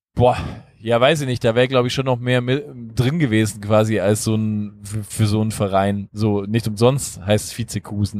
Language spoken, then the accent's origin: German; Illertissen, Bavaria, Germany; moved away; aus der schönen Heimatstadt Illertissen